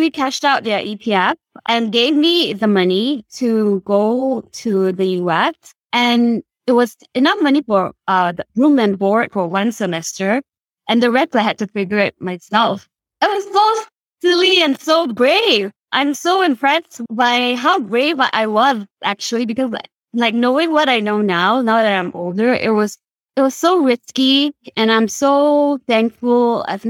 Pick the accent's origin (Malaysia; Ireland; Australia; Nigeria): Malaysia; Kuala Lumpur; first language Cantonese; English is a second language; moved away as an adult; now in United States; I'm actually from Kuala Lumpur. It's in the city